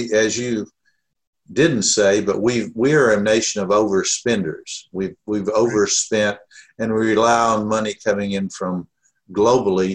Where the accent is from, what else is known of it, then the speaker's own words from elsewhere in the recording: near Atlanta, Georgia, United States; moved away as an adult; now in Omaha, United States; I grew up near Atlanta, so I was a Georgia Tech fan for much of my first 18 years